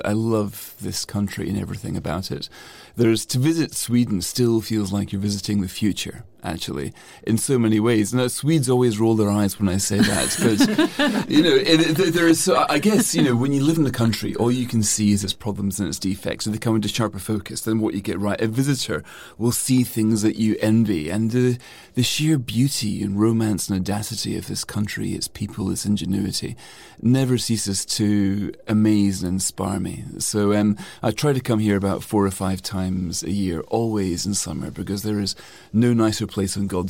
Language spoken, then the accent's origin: English; Scotland, United Kingdom; I'm always been very proud of regarding myself as a European, as well as a Scot, as well as a Brit.